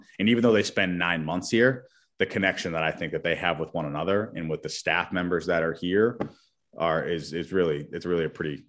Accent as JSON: {"language": "English", "region": "Massachusetts", "country": "United States", "tie": "born or raised there", "said": "So I grew up in New England, about a half hour north of Boston."}